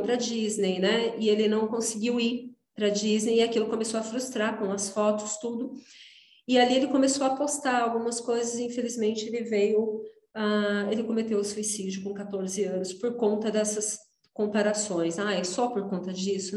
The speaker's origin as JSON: {"language": "Portuguese", "region": "interior of São Paulo", "country": "Brazil", "tie": "born or raised there", "moved": "as an adult", "said": "sou do interior de São Paulo"}